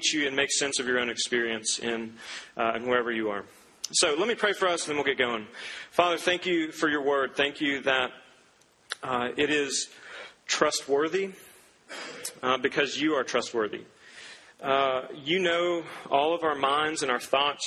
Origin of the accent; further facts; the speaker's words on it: Duncan, Oklahoma, United States; Growing up, I grew up in Duncan, Oklahoma, a small little oil town in southern Oklahoma